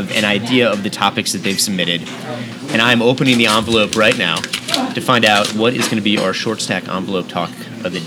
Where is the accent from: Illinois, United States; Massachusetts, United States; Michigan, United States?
Illinois, United States; Chicago; I grew up in Chicago, lifelong